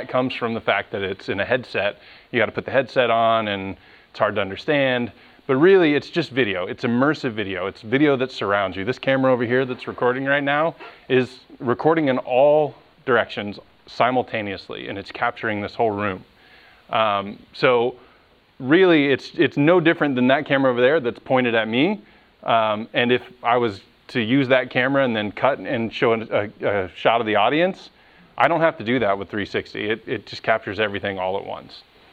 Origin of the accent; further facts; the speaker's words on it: Ocala, Florida, United States; moved away as an adult; also born or lived in Los Angeles; I was born and raised here in Ocala, went to Vanguard High School